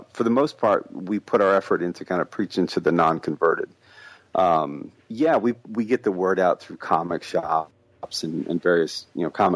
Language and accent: English; Midwest, United States; I grew up in the Midwest in a town that got decimated by, you know, everything.